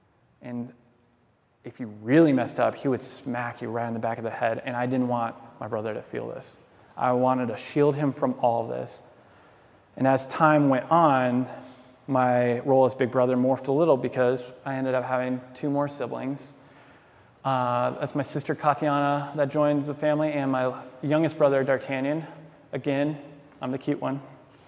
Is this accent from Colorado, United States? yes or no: yes; Denver, Colorado, United States; born there; also born or lived in Georgia / Alaska; Our dad was in the Air Force, so we bounced around all the time. I was born in Denver